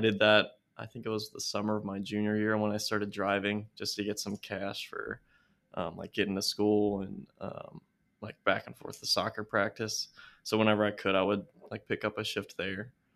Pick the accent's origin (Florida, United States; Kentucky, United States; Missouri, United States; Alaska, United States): Kentucky, United States; California; also born or lived in Foster, Kentucky; it's called California, Kentucky